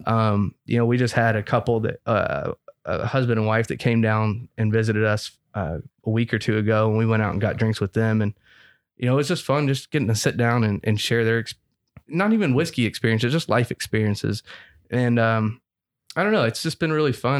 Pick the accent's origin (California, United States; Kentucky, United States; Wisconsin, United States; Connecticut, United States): Kentucky, United States; Frankfort; moved away; I'm from Frankfurt